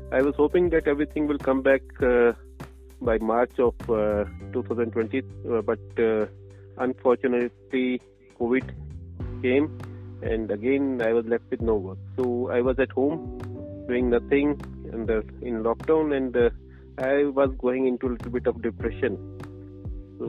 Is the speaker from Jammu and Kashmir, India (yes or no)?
yes; Srinagar, Jammu and Kashmir, India; I'm born and brought up in Srinagar, Kashmir.